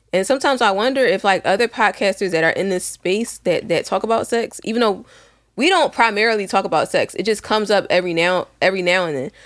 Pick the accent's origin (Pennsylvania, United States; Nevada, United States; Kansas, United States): Pennsylvania, United States; Philadelphia; I grew up in West Philly